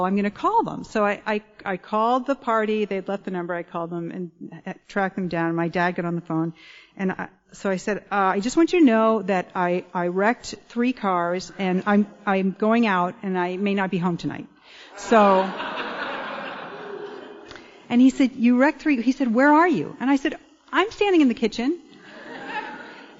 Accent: Connecticut, United States; I grew up in Connecticut

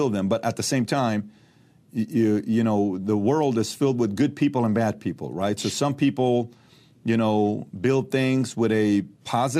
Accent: Iran; now in United States; I'm from Iran

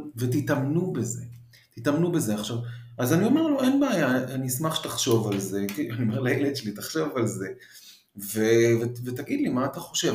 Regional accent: Israel; also born or lived in Paris, France; נולדתי בארץ ואז נסענו לחמש שנים וחזרתי

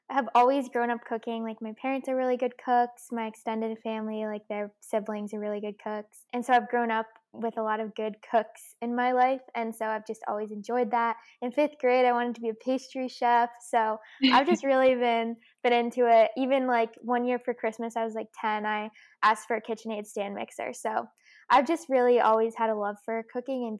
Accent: Connecticut, United States; I'm from Connecticut.

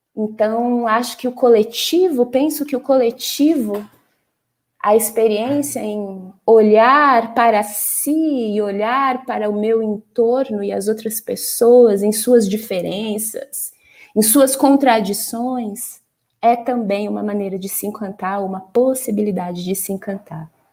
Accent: São Paulo, Brazil; como paulistana

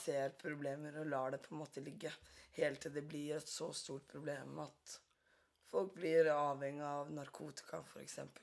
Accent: Drammen, Buskerud, Norway; Jeg er fra Drammen

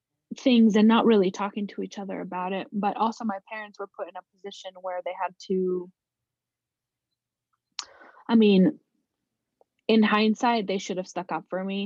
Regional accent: Kathmandu, Bagmati, Nepal; born there; So I was born in Kathmandu, Nepal.

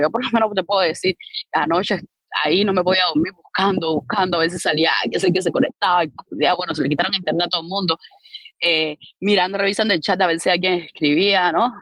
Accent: Havana, Cuba; yo nací, me crié en Arroyo Naranjo

